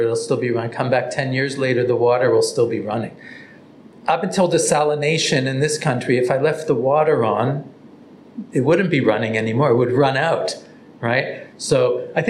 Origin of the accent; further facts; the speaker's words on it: Toronto, Ontario, Canada; now in Israel; I grew up in Toronto